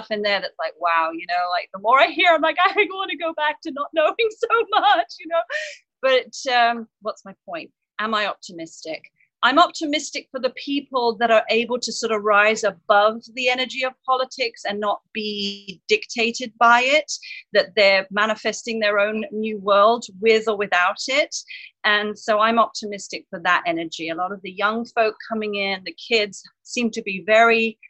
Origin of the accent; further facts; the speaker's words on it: south coast of England near Brighton, South East England, United Kingdom; now in San Diego, United States; I was born and raised in the south coast of England near Brighton, so a seaside town.